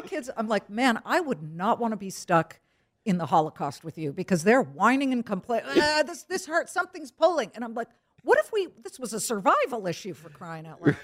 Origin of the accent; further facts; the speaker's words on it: California, United States; I'm too Californian